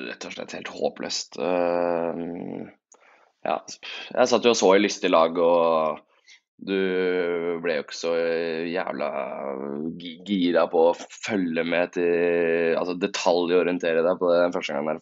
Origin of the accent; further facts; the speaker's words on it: Tjøme, Vestfold, Norway; now in Oslo, Norway; Jeg var øh, hjemme på, hjemme på Tjøme i helgen